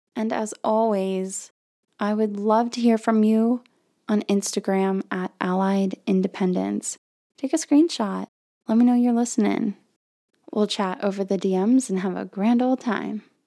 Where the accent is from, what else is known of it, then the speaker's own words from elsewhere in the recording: Florida, United States; now in Texas, United States; where I grew up in Florida, the school district is the entire county